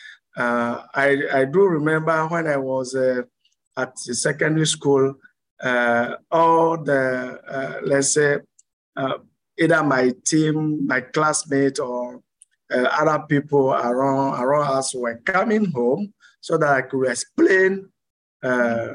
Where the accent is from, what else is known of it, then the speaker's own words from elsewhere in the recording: Lomé, Maritime, Togo; moved away as an adult; also born or lived in France / Canada; I was born in Lomé, Togo here, and I grown in Lomé. I studied in Lomé until my first university degree